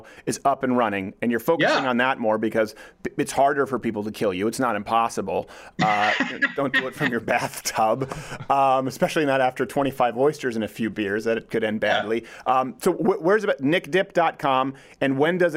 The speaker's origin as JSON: {"language": "English", "town": "Montreal", "region": "Quebec", "country": "Canada", "also_born_or_lived": "Detroit", "moved": "yes", "said": "I was from Montreal"}